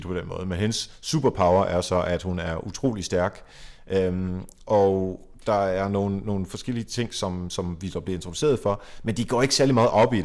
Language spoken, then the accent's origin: Danish; Jutland, Denmark; Nu kommer jeg selv fra Jylland